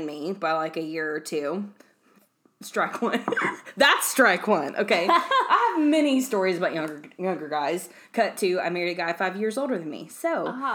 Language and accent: English; the South, United States; accent: southern; if you can't tell by my insanely crazy accent, we live in the South